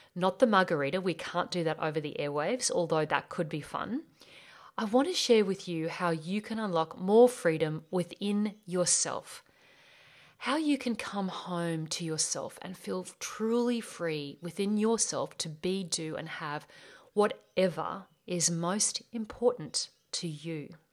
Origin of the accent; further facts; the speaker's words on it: Australia; accent: Australian; I'm from Australia. Yes, that's my accent. And I grew up on a property in the beautiful Australian bush